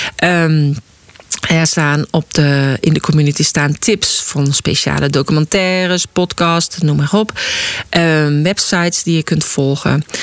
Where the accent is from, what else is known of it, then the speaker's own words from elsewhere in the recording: North Brabant, Netherlands; moved away; ik kom uit Brabant, waar je bijna elk weekend wel een verjaardag hebt